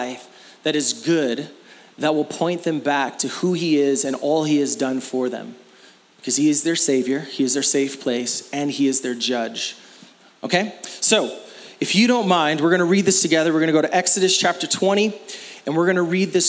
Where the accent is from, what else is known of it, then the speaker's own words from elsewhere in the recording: Phoenix, Arizona, United States; I was born in Phoenix, Arizona